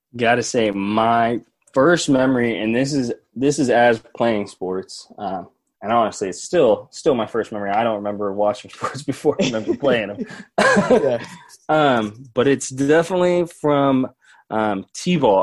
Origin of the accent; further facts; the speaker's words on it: Seattle, Washington, United States; Seattle kids our age.